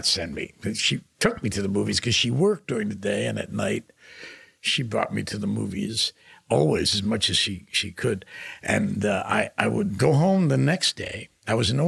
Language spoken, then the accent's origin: English; New York City, New York, United States; I was born in Manhattan, actually, in a hospital, Misericordia